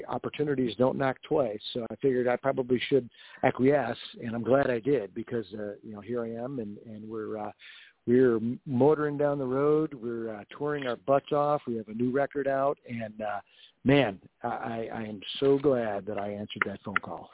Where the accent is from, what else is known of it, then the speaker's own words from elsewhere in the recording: Rochester, New York, United States; now in Nashville, United States; growing up in Rochester, New York